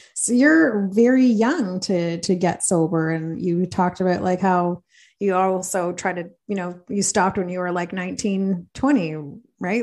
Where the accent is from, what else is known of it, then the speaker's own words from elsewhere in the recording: Belleville, Ontario, Canada; I'm from Belleville